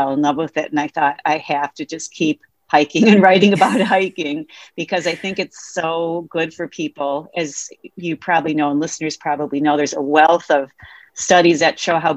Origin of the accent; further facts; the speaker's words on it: Wisconsin, United States; in Wisconsin, my home state